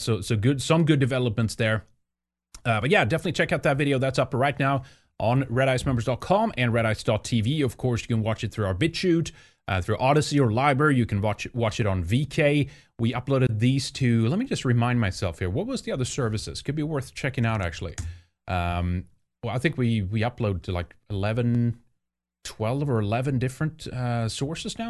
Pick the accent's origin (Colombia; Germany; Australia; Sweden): Sweden; moved away; growing up in Sweden